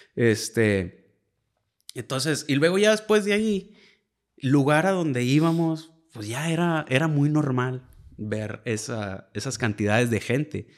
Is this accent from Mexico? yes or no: yes; Mexico; Uno como mexicano